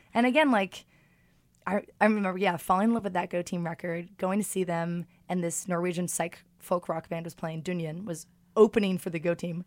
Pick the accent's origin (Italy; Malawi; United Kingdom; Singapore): United Kingdom; London; also born or lived in Martha's Vineyard; I'm born and raised in London